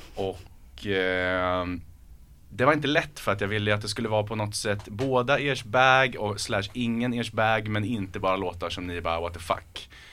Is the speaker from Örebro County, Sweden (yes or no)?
yes; Örebro, Örebro County, Sweden; accent: Närke dialect; jag är från Örebro, uppväxt med insjöar, bada insjöar